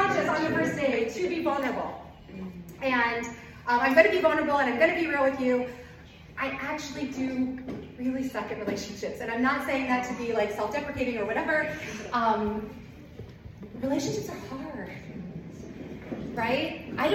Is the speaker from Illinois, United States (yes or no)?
yes; Southern Illinois, United States; I'm from Southern Illinois